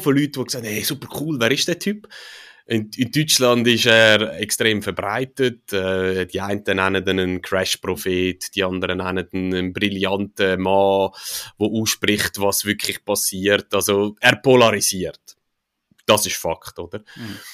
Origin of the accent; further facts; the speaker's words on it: Switzerland; als Schweizer oder in der Schweiz